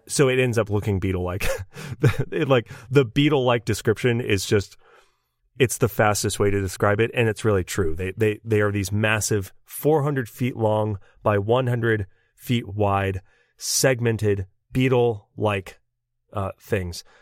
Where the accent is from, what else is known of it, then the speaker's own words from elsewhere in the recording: United States; we are American